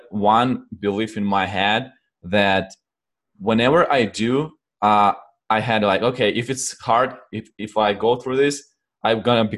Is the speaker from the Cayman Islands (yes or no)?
no; Ukraine; English is a second language; also born or lived in Poland; now in United States; I'm originally from Ukraine, and then I moved to Poland. I used to live in Poland and a few other countries in Europe.